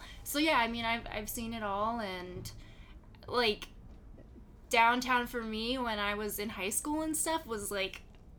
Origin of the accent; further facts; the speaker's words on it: Las Vegas, Nevada, United States; I grew up in Las Vegas. I'm like third generation Las Vegas.